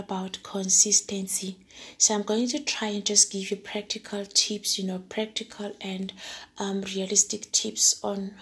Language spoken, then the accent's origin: English; Johannesburg, Gauteng, South Africa; I'm a girl from Joburg